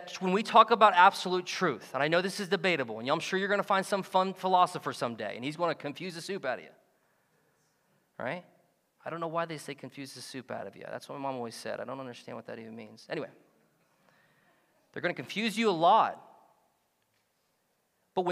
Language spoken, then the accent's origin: English; United States; we get this confused as Americans